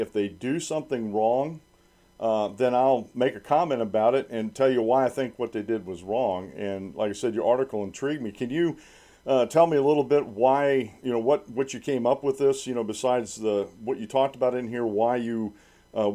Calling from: Sunbury, Pennsylvania, United States; I actually live outside of Sunbury, Pennsylvania.

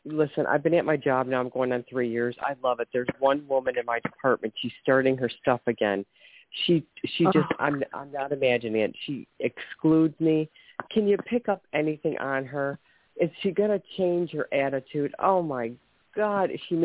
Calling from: Ohio, United States; Ohio. I called about 4 months ago, maybe, a while ago.

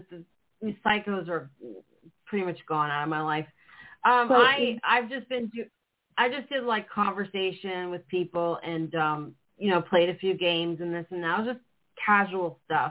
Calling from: Florida, United States; I'm calling from Florida.

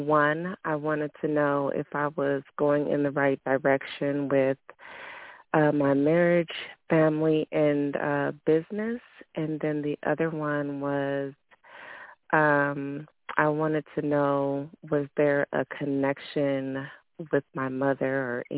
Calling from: California, United States; I'm calling from Eastville, California

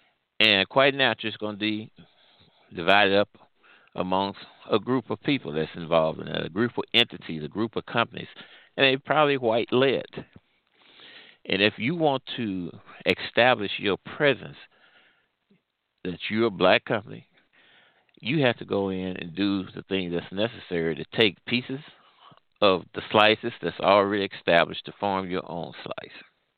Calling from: Midwest, United States; Well, I'm calling from the Midwest.

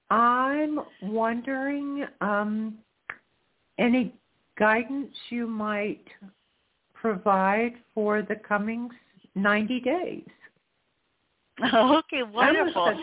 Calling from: Florida, United States; I am from well. Florida.

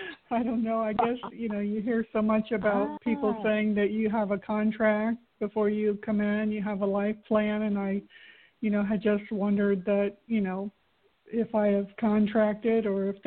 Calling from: Florida, United States; from Florida.

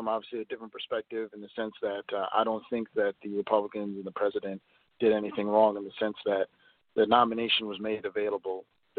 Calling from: Minneapolis, Minnesota, United States; I'm calling from Minneapolis.

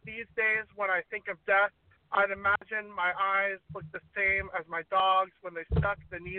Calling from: Long Beach, California, United States; Long Beach, California.

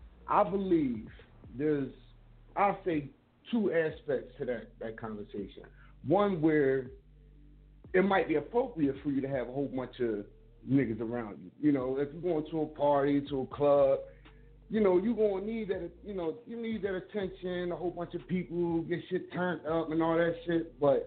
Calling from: Philadelphia, Pennsylvania, United States; Hey, I'm calling from Philadelphia, Germantown section.

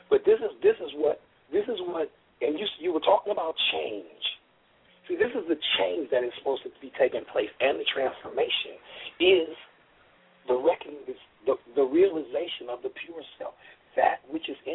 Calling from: Oakland, California, United States; I uh, this is … I'm calling from Oakland, California.

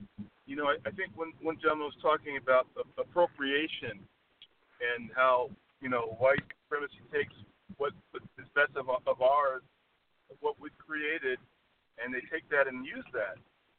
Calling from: La Quinta, California, United States; I'm calling from La Quinta, California.

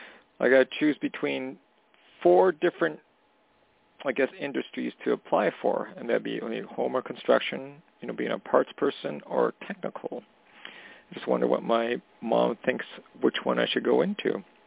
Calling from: Canada; Hey, Tony … calling from Canada.

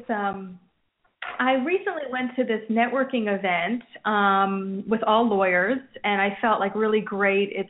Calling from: New Jersey, United States; Hi, this is … from New Jersey.

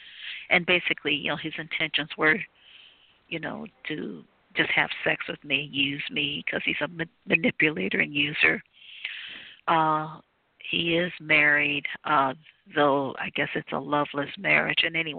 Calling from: Cleveland, Ohio, United States; I'm calling from Cleveland, Ohio.

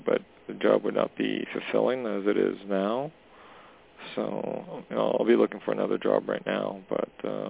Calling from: Canada; Hey, Jorianne … calling from Canada.

